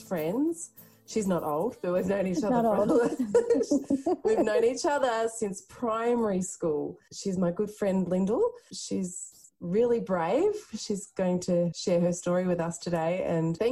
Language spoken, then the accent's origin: English; Castlemaine, Victoria, Australia; We're from the country. Yeah. We grew up in Castlemaine in central Victoria